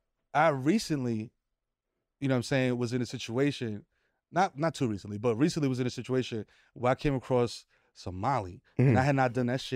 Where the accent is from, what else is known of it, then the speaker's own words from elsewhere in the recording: New York City, New York, United States; I'm a Dominican from the Bronx